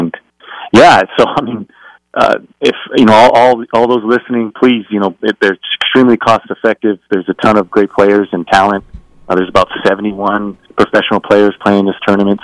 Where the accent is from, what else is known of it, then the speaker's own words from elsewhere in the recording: El Paso, Texas, United States; I grew up in El Paso, Texas